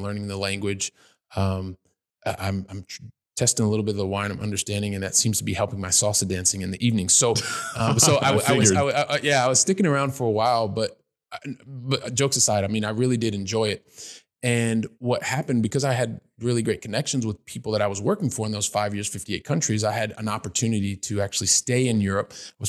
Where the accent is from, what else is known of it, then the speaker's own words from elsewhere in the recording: Columbus, Ohio, United States; because I grew up in Columbus, Ohio. And I was kind of like, well, I spoke English somewhat well.